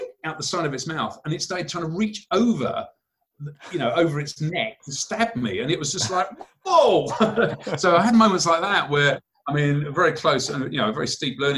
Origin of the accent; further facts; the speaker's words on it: United Kingdom; as a British kid, we're somewhat limited in the number of species of frogs we've got in the UK.